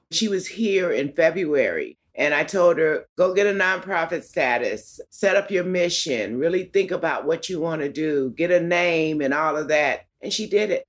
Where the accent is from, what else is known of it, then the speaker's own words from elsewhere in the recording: Los Angeles, California, United States; I was born in Los Angeles County, in East Los Angeles.